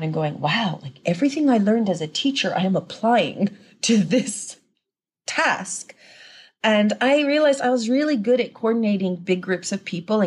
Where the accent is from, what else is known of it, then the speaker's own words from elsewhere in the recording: Japan; We grew up in Japan